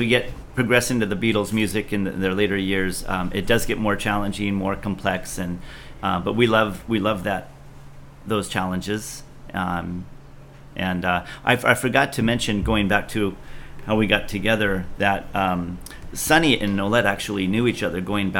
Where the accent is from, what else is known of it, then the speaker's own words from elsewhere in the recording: Philippines; I think he still lives in Hawaii that I grew up with in the Philippines.